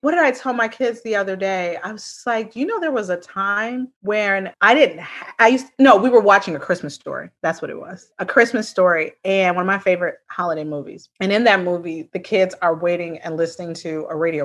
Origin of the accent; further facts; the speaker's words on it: Chicago, Illinois, United States; now in the South, United States; now I live in the South now, but I'm originally from Chicago